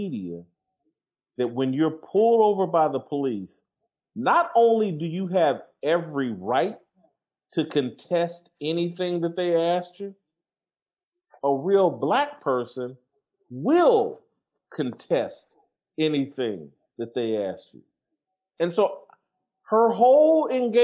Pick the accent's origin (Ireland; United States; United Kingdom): United States; Indianapolis, Indiana; I'm from Indianapolis, and have, at different points in my life in Indianapolis, lived in some of the harder parts of Indianapolis.